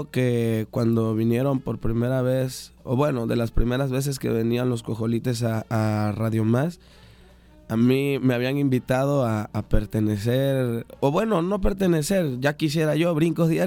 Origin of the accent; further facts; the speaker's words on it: Veracruz, Mexico; ¿De dónde eres, Melodias? Yo soy del sur de Veracruz.